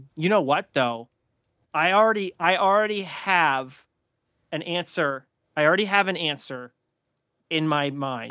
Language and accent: English; Oil City, Pennsylvania, United States; where we grew up in Oil City.